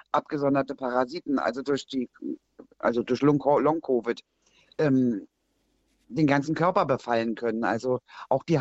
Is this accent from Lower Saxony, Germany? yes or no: no; Berlin, Germany; hätte ich zum Beispiel als Berlinerin die Möglichkeit, in, an Ihr Institut zu gehen oder vorbeizufahren oder eine Urlaubswoche zu machen, mich dort untersuchen zu lassen?